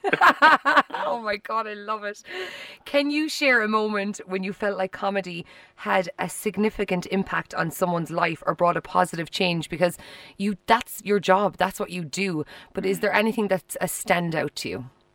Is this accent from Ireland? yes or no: yes; Ireland